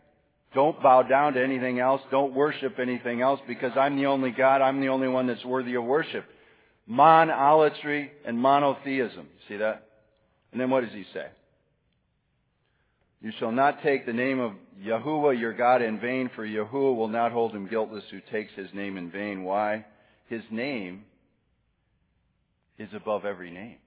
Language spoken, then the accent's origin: English; Wisconsin, United States; now in Tallahassee, United States; I'm from Wisconsin